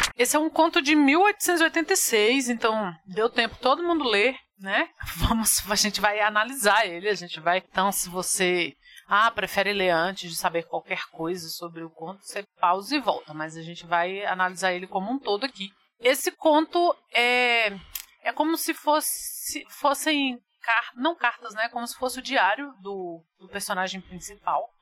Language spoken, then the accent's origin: Portuguese; Brazil; nós somos brasileiros